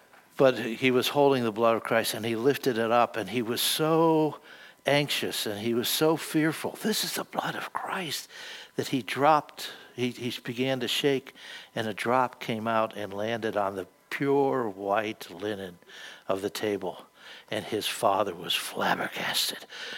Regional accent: United States; I'm an American.

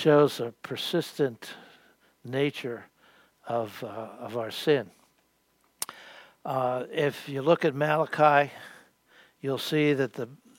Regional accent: Western Pennsylvania, United States; moved away; also born or lived in Queens, New York City; I grew up in Western Pennsylvania. We moved to New York City, Queensboro, New York City.

